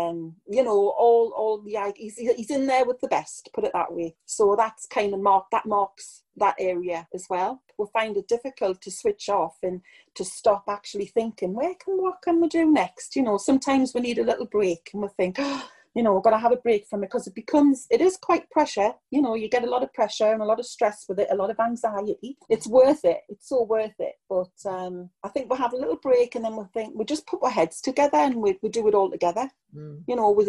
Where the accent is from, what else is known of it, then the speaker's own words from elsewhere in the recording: Newcastle upon Tyne, North East England, United Kingdom; My hometown is Newcastle